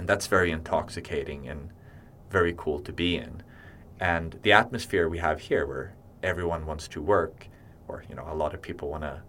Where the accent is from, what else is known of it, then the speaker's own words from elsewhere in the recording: Sweden; moved away as an adult; also born or lived in Beijing, China; now in Hong Kong; when I go home to my hometown in Sweden